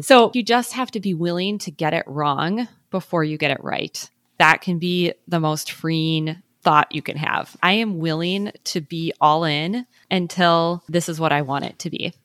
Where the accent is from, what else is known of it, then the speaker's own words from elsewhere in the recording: Midwest, United States; now in Minneapolis, United States; I'm from the Midwest, so it's not like I'm totally don't have any experience with the cold